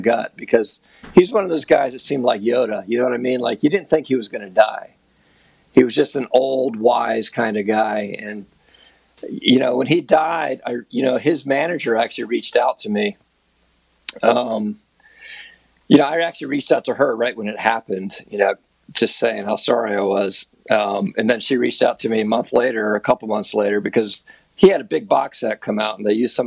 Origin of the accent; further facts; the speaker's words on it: Florida, United States; I'm from Florida